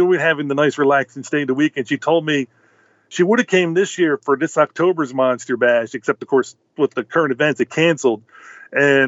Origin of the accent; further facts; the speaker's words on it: Baltimore, Maryland, United States; When I was growing up in Baltimore City, ages 5 to 20, my brothers and I would go door to door